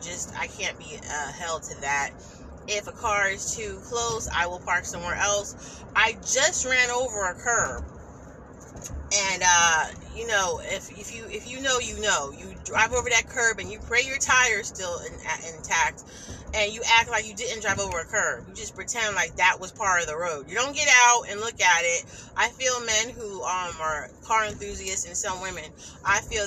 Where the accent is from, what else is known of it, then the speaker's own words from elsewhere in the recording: New Jersey, United States; I'm from New Jersey